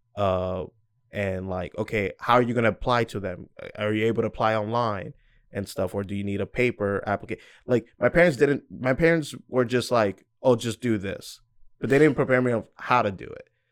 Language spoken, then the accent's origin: English; Georgia, United States; also born or lived in New York; I was born in New York and moved to Georgia. I didn't get a say, I was just a kid.